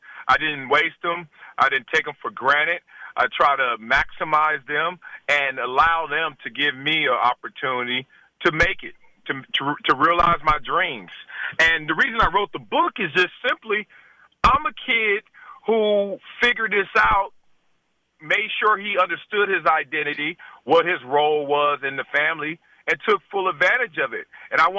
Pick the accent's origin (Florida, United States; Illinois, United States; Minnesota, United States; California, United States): California, United States; Compton; And simple, I'm a guy from Compton whose mother and father wanted a better life for me.